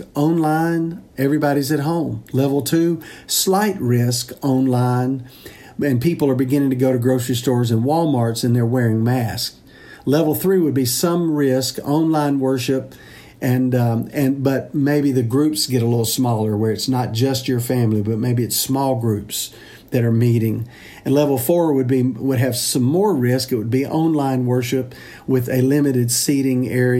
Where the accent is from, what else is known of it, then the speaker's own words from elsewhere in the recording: Mississippi, United States; now in Nashville, United States; Mississippi, my home state